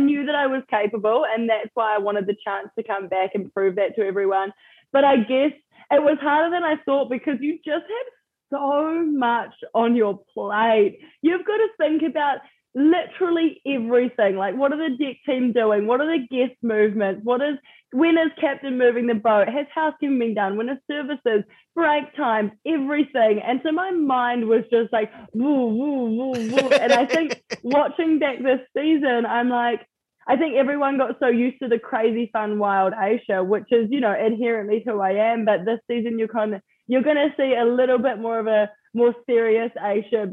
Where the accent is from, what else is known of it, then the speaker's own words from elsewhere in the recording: New Zealand; moved away; for people back home to hear my accent